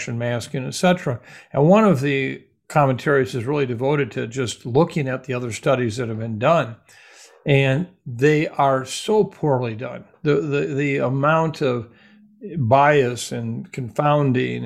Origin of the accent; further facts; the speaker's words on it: Iowa, United States; moved away; also born or lived in Minnesota; my hometown Iowa folks